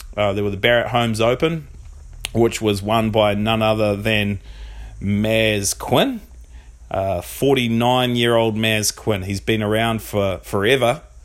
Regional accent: New Zealand; being from New Zealand

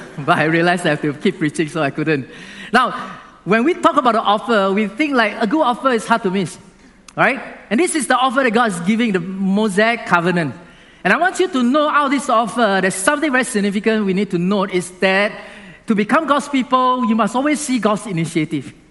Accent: Singapore; Now, being a Singaporean, you also have to do something. Like, you cannot eat chewing gum in our country, right?

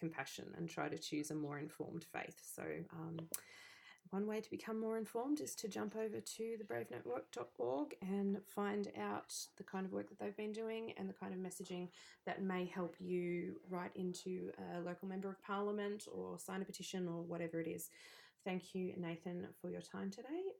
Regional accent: Australia; being Australian

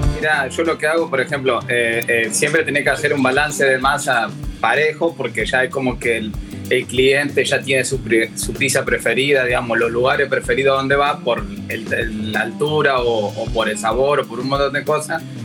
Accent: Argentina; fuimos elegidos como único argentino y primer latinoamericano

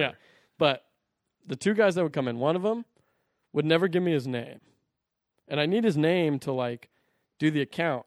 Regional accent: Orangevale, California, United States; I grew up in Orangeville

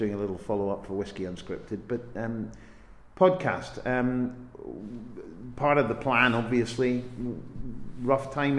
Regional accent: Helensburgh, Scotland, United Kingdom; I'm from Helensburgh

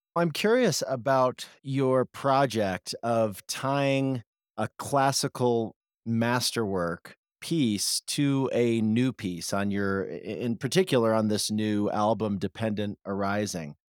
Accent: Springfield, Illinois, United States; I grew up in Springfield, Illinois

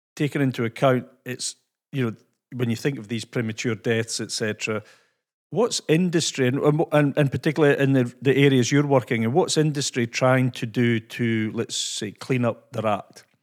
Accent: Scotland, United Kingdom; accent: Scottish; my Scottish accent

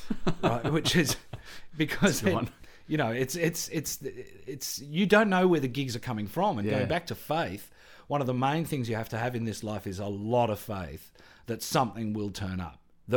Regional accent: Canberra, Australian Capital Territory, Australia; I came from Canberra, firstly, Air Force parents' background, very working class background, public school and all that kind of stuff.

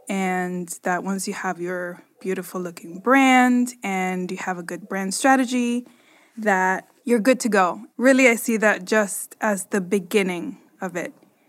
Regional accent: Nicaragua; But okay, so I grew up in Nicaragua. And when I was growing up, pets to me were not really a thing.

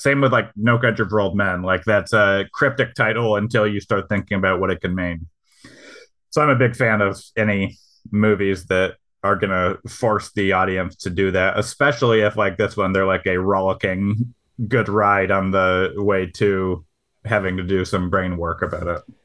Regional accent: Michigan, United States; I'm from Michigan

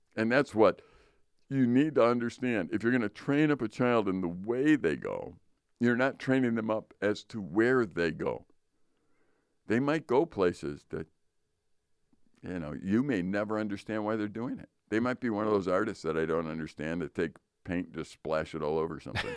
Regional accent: Chicago, Illinois, United States; moved away as an adult; now in Northern Wisconsin, United States; We grew up in Chicago

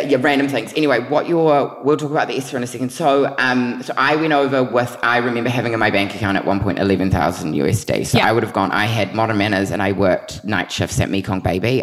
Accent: New Zealand; moved away; also born or lived in New York; everyone knew me as that Kiwi kid

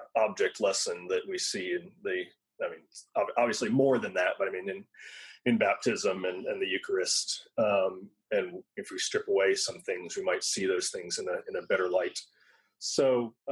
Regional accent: United States; us as American evangelicals

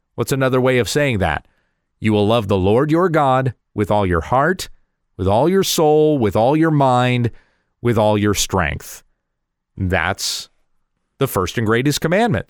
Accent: United States; we as citizens of this nation, speaking as an American

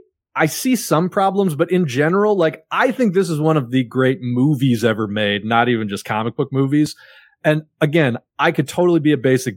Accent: Chicago, Illinois, United States; I grew up in Chicago. I know the city like the back of my hand.

